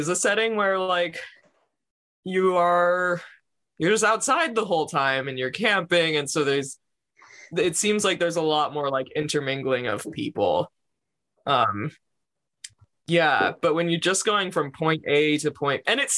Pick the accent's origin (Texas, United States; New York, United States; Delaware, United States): New York, United States; growing up in New York, which is an incredibly densely populated place